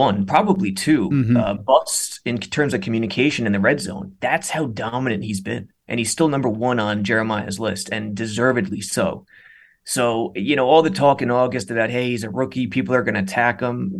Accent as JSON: {"language": "English", "area": "the Poconos", "region": "Pennsylvania", "country": "United States", "tie": "born or raised there", "also_born_or_lived": "New Jersey", "said": "I was born in Jersey, but grew up a good portion of my childhood in the Poconos"}